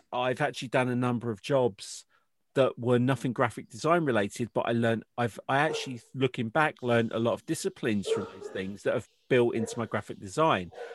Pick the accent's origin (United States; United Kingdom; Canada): United Kingdom; I'm British